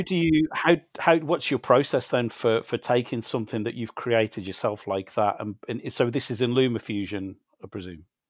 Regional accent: West Midlands, United Kingdom; I grew up in the West Midlands in, in the UK

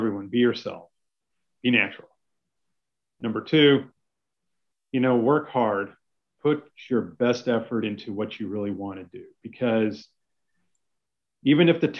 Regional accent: Utah, United States; also born or lived in Virginia; now in Dallas, United States; raised in Utah

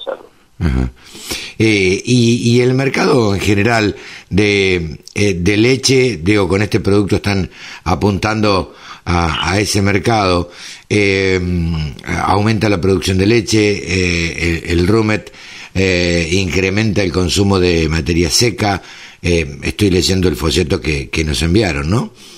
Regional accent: Maipú, Buenos Aires Province, Argentina; yo nací en Maipú, me crié en Maipú, zona de cría

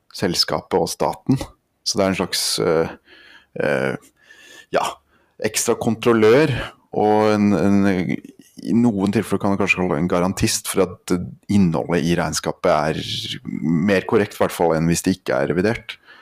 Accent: Andenes, Nordland, Norway; also born or lived in Lillehammer; Jeg kommer fra Andenes oppe i nord, eh, Vesterålen

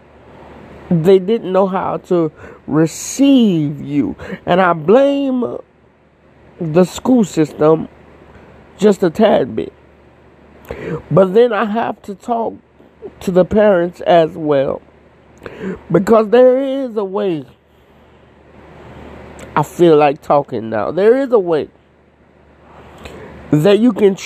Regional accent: Florida, United States; I'm from Florida.

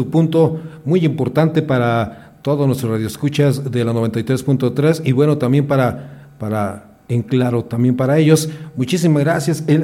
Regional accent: Mexico; Así somos los mexicanos.

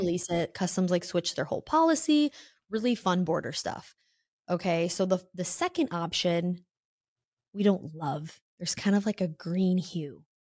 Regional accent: Illinois, United States; moved away as an adult; I'm from Illinois, um, I, I got out right after high school, like, my hometown isn't something I love

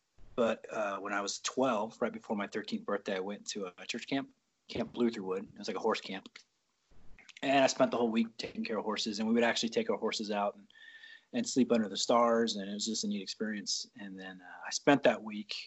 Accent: Dallas, Texas, United States; moved away; also born or lived in Silverton / Newberg; I was born in Texas, Dallas, Texas. So Cowboys fan

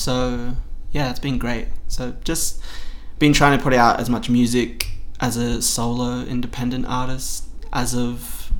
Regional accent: Sydney, New South Wales, Australia; I am a queer Wiradjuri cis male from Sydney. I grew up mainly out in Sydney's west, so like Doonside, Blacktown, was where I grew up

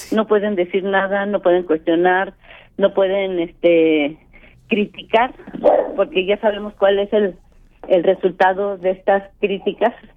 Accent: Mexico; como mexicanos nos tenemos que proteger todos.

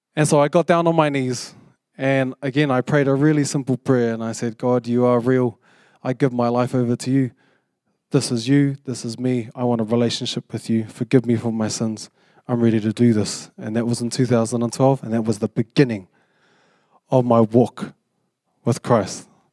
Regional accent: Porirua, Wellington, New Zealand; moved away as an adult; now in Auckland, New Zealand; I came up from Purirua, 'cause I, I grew up in Purirua.

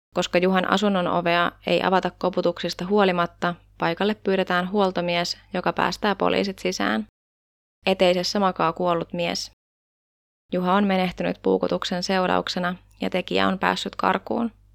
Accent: Tampere, Pirkanmaa, Finland; täällä meikäläisen kotikonnuilla Tampereella

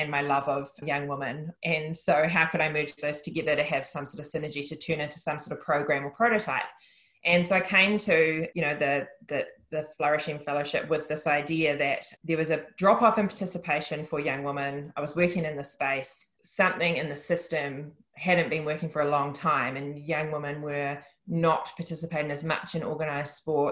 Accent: Upper Hutt, Wellington, New Zealand; it's my memories and my childhood and my upbringing that has made me, been part of making me who I am. So I'm just really proud to be from the place that I'm from, and that's Upper Hutt.

